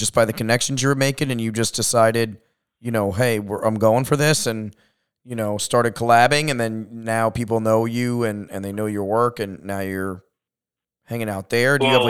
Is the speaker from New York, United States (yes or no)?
yes; Long Island, New York, United States; also born or lived in California; now in Denver, United States; I'm from New York.